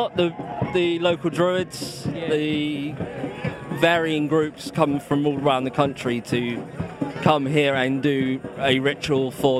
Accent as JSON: {"language": "English", "region": "London", "country": "United Kingdom", "tie": "born or raised there", "moved": "as an adult", "lives_now": "near Stonehenge, United Kingdom", "said": "I grew up in London, so I moved down. I moved down this way in like 2006."}